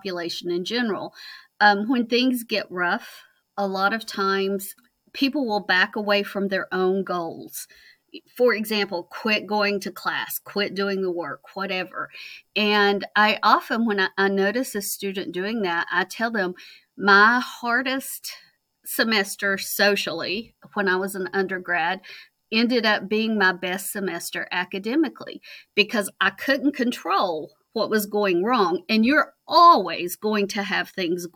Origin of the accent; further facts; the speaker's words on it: Virginia, United States; moved away as an adult; also born or lived in Kentucky; I was born in Virginia. I did my undergrad degree in Virginia